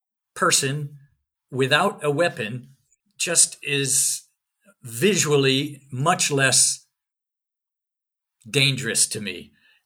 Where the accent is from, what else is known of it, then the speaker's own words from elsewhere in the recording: Scotland, United Kingdom; Can't help you get to Renfield Street because I'm from Northern Scotland. I'm not really from here.